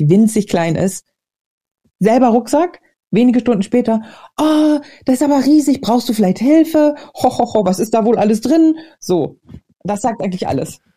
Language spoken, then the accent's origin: German; Hamburg, Germany; moved away as an adult; also born or lived in Berlin / Glasgow, Scotland; now in Scotland, United Kingdom; in Hamburg, in meiner alten Heimatstadt